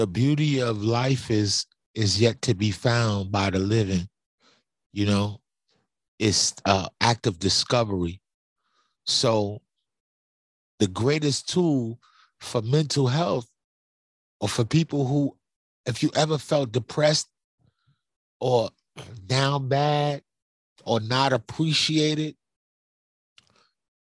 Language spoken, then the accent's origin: English; New York City, New York, United States; I'm from Brooklyn.